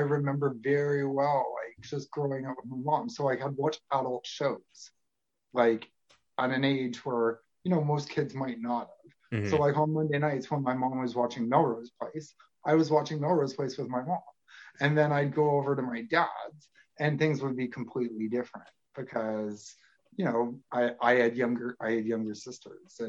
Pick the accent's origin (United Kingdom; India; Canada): Canada; Toronto, Ontario; I'm from Toronto, Canada